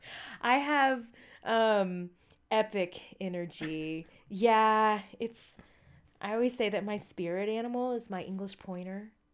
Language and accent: English; Southeast Texas, United States; I grew up in the South. I'm from Southeast Texas.